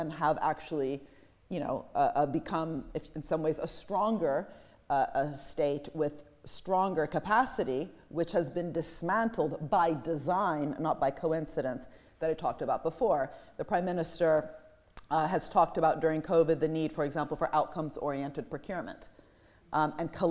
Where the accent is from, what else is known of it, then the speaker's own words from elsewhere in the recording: Italy; I'm from Italy